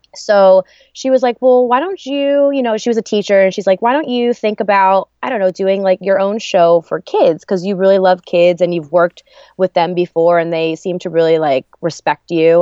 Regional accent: New Jersey, United States; also born or lived in Arizona; I grew up in New Jersey. Um, I was born, though, in Arizona on the army base camp.

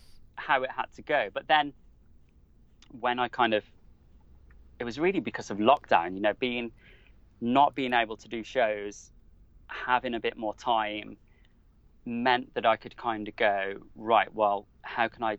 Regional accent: Wolverhampton, West Midlands, United Kingdom; now in Devon, United Kingdom; I grew up in Wolverhampton, which is smack bang in the middle of the country

